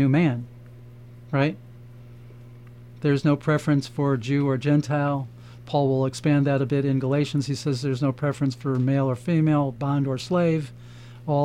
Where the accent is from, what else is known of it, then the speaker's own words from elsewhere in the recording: Chicago, Illinois, United States; I'm from Chicago